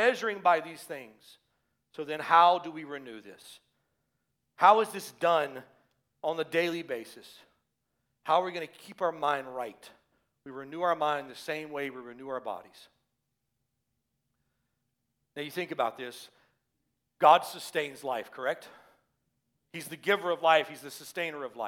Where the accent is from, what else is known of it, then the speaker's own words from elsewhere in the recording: the South, United States; moved away; I grew up in the South